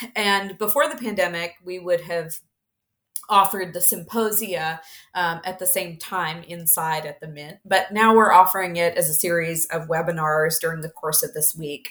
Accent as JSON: {"language": "English", "region": "Mississippi", "country": "United States", "tie": "born or raised there", "said": "I grew up in Mississippi"}